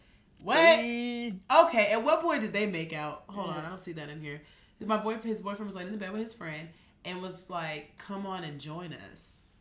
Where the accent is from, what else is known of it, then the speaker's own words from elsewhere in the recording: Maryland, United States; We're from Maryland.